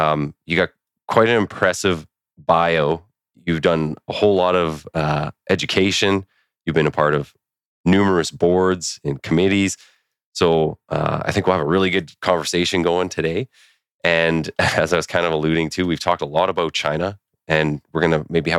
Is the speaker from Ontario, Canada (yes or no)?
no; Winnipeg, Manitoba, Canada; So I'm from Winnipeg as well.